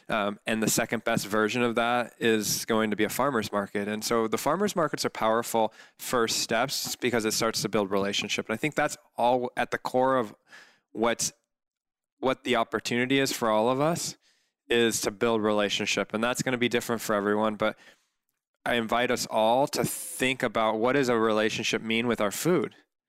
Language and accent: English; Corona del Mar, California, United States; I grew up in Corona del Mar, and my mom's a cook